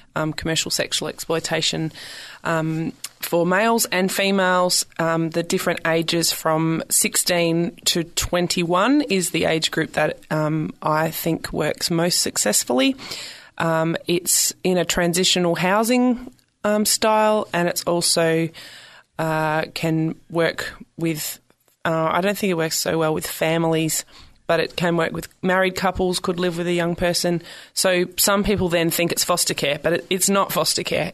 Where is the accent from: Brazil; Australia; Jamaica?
Australia; South Australia; accent: Aussie; moved away as an adult; also born or lived in Victoria, Australia; now in San Francisco, United States; I grew up in South Australia and I moved to the state of Victoria